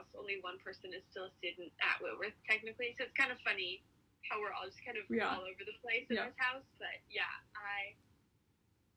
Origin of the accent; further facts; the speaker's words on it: Tri-Cities, Washington, United States; also born or lived in Spokane; I am from the Tri-Cities. That's where I met Madison. We went to high school together